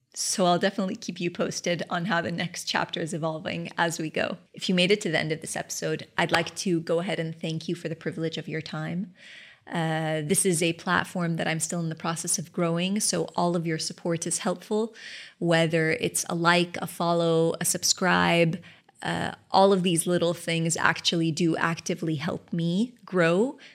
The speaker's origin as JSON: {"language": "English", "country": "Kuwait", "tie": "born or raised there", "moved": "yes", "said": "new business in Kuwait. Of course, my hometown"}